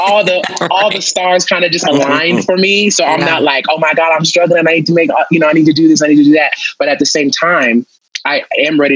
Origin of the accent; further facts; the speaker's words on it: Los Angeles, California, United States; I'm from Los Angeles